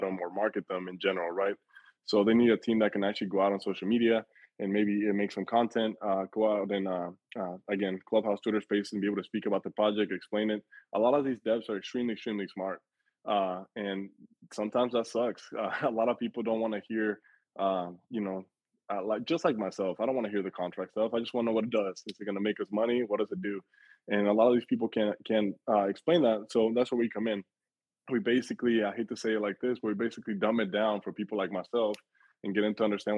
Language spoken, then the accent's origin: English; Mexico City, Mexico; my family is from Mexico. I was born in Mexico City.